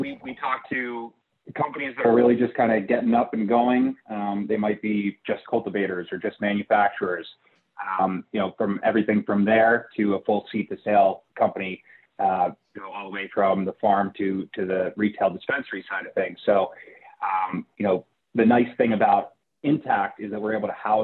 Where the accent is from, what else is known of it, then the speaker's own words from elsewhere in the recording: New Jersey, United States; my home state of New Jersey